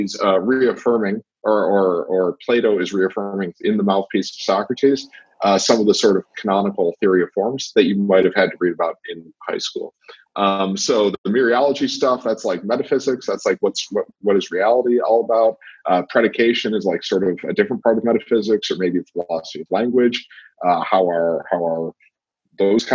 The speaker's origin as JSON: {"language": "English", "region": "Michigan", "country": "United States", "tie": "born or raised there", "moved": "yes", "lives_now": "Melrose, United States", "said": "I'm from Michigan. I'm a native Michigander"}